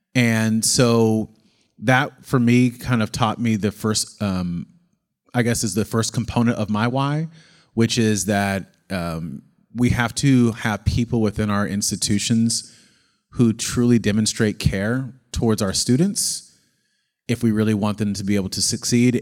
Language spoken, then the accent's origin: English; McCloud, California, United States; born or raised there; also born or lived in Oakland, California; now in San Diego, United States